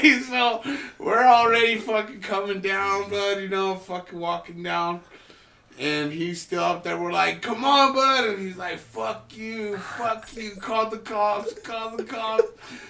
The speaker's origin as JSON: {"language": "English", "region": "New Mexico", "country": "United States", "said": "And I've seen tweakers. I'm from New Mexico."}